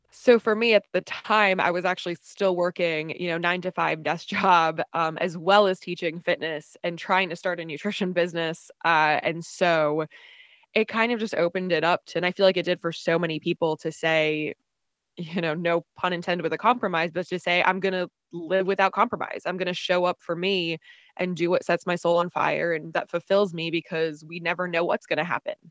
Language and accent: English; New Jersey, United States; moved away as an adult; also born or lived in Charlottesville, Virginia; now in Austin, United States; originally, I'm from New Jersey, um, born and raised